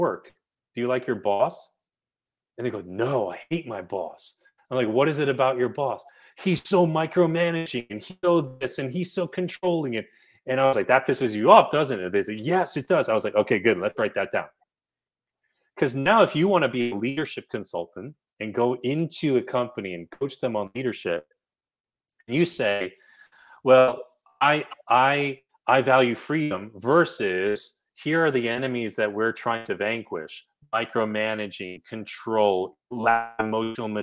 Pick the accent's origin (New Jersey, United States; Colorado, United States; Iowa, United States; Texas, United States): New Jersey, United States; I'm from New Jersey